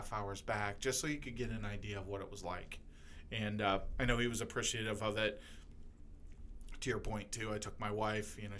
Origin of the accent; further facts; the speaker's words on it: Lorain, Ohio, United States; I grew up in Lorain, Ohio, so a little ways away from here